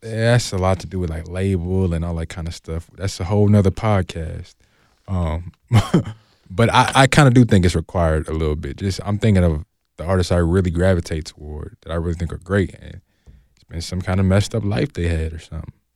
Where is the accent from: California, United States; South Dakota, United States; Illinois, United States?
California, United States; Oakland; I'm from Oakland